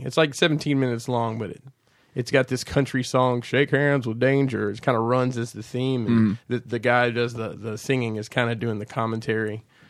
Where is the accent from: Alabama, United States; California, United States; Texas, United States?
Alabama, United States